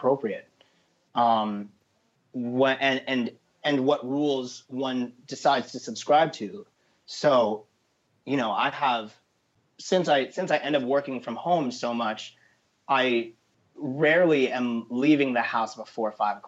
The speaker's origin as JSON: {"language": "English", "town": "New York City", "region": "New York", "country": "United States", "tie": "born or raised there", "said": "I'm a born and raised New Yorker, and I represent the city. I represent Harlem"}